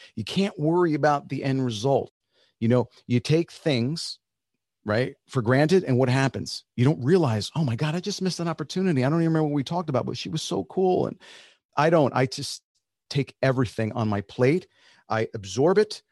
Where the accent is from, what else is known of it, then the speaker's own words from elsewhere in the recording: New Jersey, United States; first language Spanish; English is a second language; also born or lived in Nashville; I was born here. I'm like a full-blooded Kraft cheese American